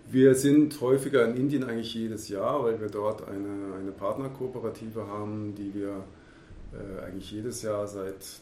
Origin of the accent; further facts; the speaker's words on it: Baden-Württemberg, Germany; genauso wie meine Heimat hier, der Schwarzwald